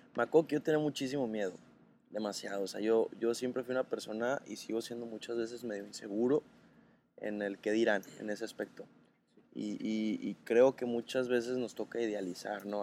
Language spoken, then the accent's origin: Spanish; Los Mochis, Sinaloa, Mexico; now in Guadalajara, Mexico; tengo 25 años, eh, soy de los Mochis, Sinaloa, vivo en Guadalajara